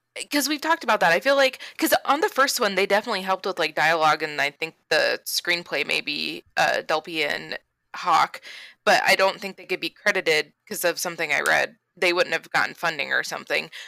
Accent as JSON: {"language": "English", "region": "Florida", "country": "United States", "said": "we're from Florida"}